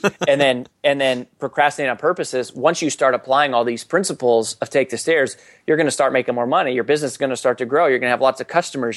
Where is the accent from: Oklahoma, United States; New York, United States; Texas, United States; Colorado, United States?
Colorado, United States; growing up in Colorado